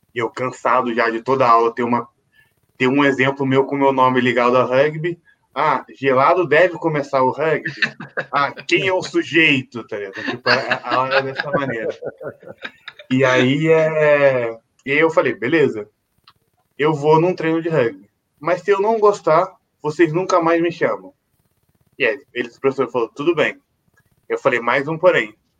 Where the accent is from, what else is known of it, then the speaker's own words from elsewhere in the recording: Volta Redonda, Rio de Janeiro, Brazil; now in São Paulo, Brazil; na minha cidade natal, em Volta Redonda